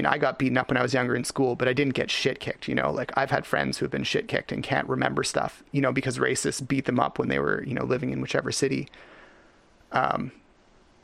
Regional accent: Richmond, British Columbia, Canada; I was born in Richmond, BC in Canada

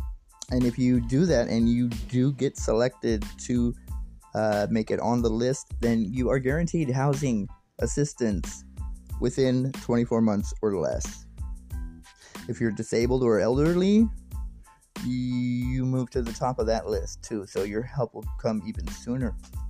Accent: United States; I'm an American and I live in the States

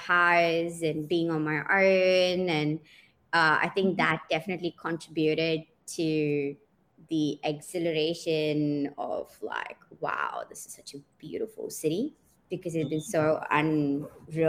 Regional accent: Oman; moved away as an adult; also born or lived in Pune, India / Cape Town, South Africa; I grew up in Oman, and then I did my studying there

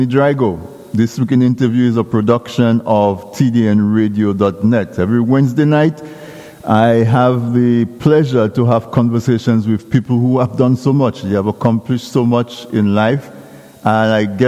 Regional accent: Dominica; when I grew up in Casabras, we had no electricity.

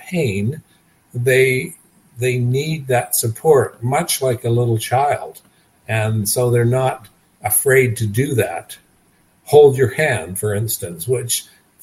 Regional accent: Nova Scotia, Canada; also born or lived in British Columbia; now in Kelowna, Canada; I live in Kelowna, British Columbia. I was born in Nova Scotia, but I've lived in British Columbia for more than 50 years.

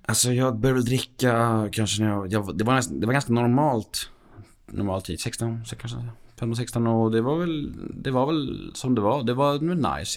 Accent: Värmdö, Stockholm County, Sweden; jag växte upp på Värmdö

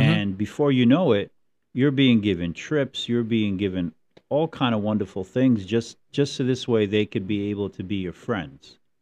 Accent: Hudson County, New Jersey, United States; I grew up in Hudson County

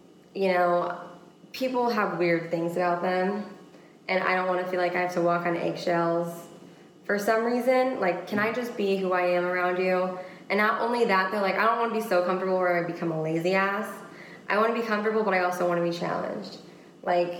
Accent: Washington, United States; moved away as an adult; now in Florida, United States; I grew up in Washington State.

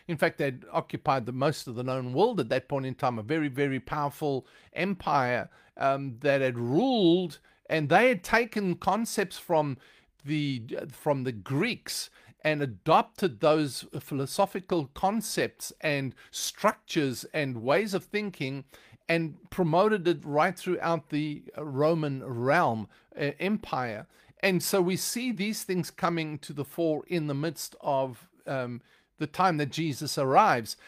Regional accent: South Africa; now in United States; I don't speak with an American accent because I am originally from South Africa.

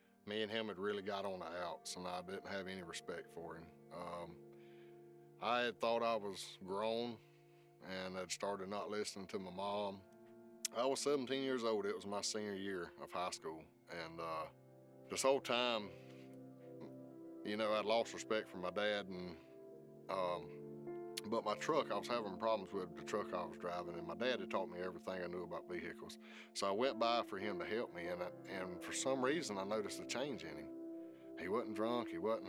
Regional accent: South Georgia, United States; Growing up in South Georgia

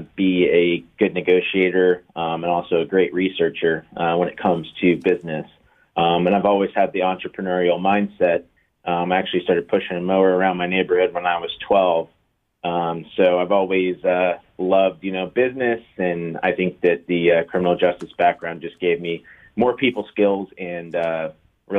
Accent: Tampa, Florida, United States; also born or lived in Orlando; I was born and raised in Tampa.

